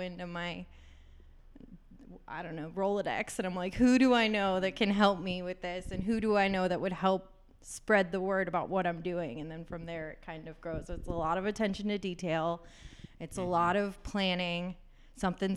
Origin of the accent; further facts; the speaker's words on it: Pittsburgh, Pennsylvania, United States; Native. I grew up in the North Hills. I live in the South Side right now